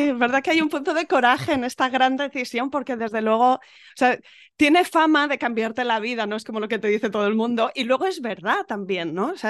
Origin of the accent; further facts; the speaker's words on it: Málaga, Andalusia, Spain; somos de Málaga.